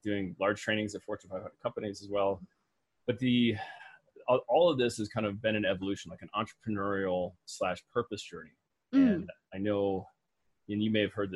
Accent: Midwest, United States; I was raised in the Midwest

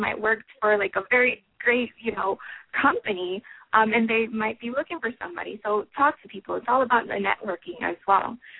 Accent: Florida, United States; I'm actually from Florida

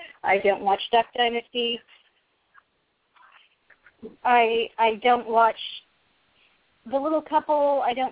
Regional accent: Pacific Northwest, United States; I'm also from the Pacific Northwest.

